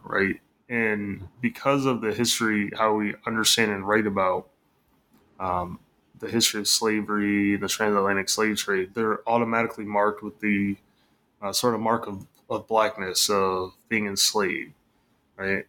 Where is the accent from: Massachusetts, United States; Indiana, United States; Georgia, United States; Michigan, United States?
Michigan, United States; moved away; I'm from Michigan, so grew up in the Midwest